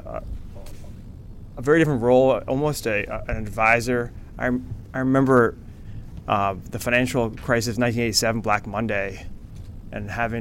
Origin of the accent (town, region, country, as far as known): Washington, District of Columbia, United States